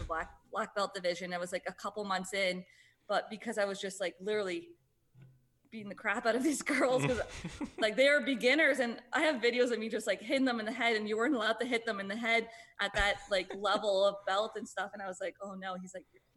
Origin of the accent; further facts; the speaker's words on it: Sarnia, Ontario, Canada; moved away as an adult; now in Toronto, Canada; my hometown in Sarnia